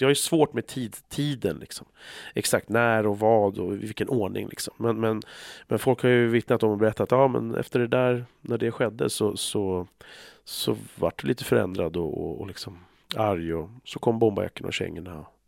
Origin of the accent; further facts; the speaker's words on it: Stockholm, Stockholm County, Sweden; där vi växte upp så fanns det utanför i Bandhagen